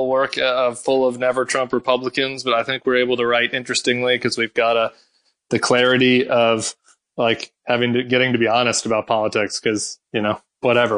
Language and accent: English; St. Louis, Missouri, United States; I grew up in St. Louis